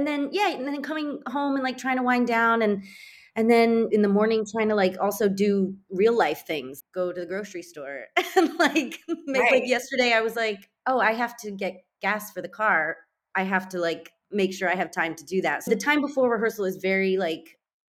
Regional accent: California, United States; I'm from California

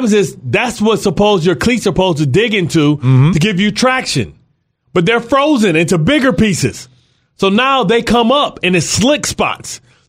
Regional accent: Midwest, United States; It's tough because I'm from the Midwest. We don't use brick at all.

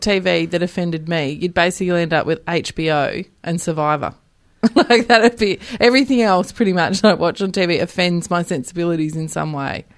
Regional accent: Western Australia, Australia; born or raised there; moved away

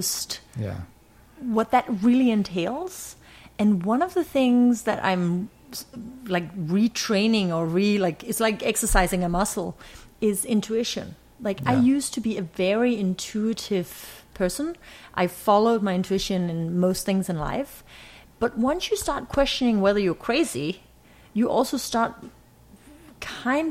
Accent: Ribe, Southern Denmark, Denmark; So I grew up in Denmark, small city, oldest town in Denmark.

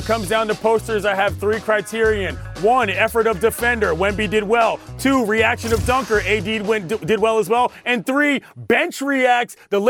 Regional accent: Washington, District of Columbia, United States; This week in my hometown

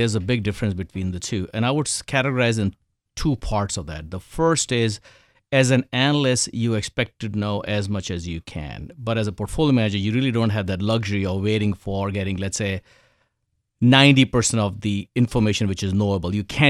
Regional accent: India; So I think, first of all, I was born in India, grew up in India.

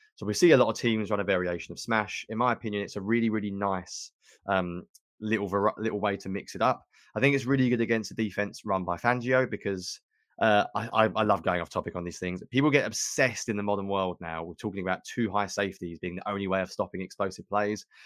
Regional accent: England, United Kingdom; accent: British; I'm an Englishman

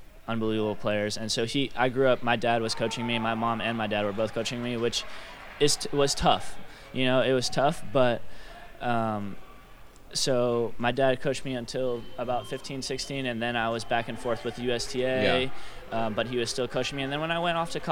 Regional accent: Florida, United States; also born or lived in New York; born in New York, moved to Florida when I was 7 years old.

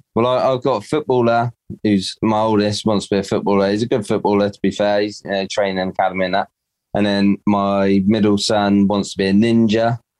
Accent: Dorset, South West England, United Kingdom; I'm Dorset, born and bred.

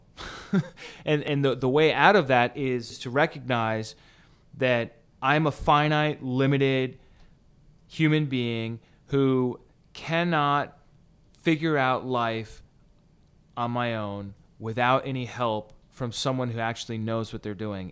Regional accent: United States; as Americans

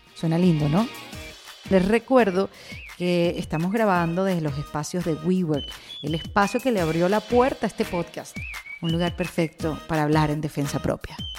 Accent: Venezuela; now in Miami, United States; yo vengo de Venezuela

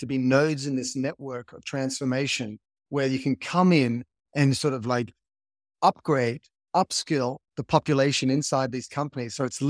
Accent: United States; As an American citizen, it's as American as apple pie.

